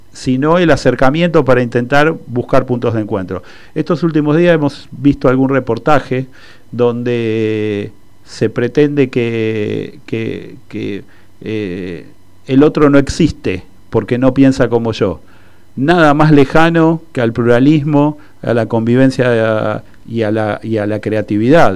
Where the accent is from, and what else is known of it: Argentina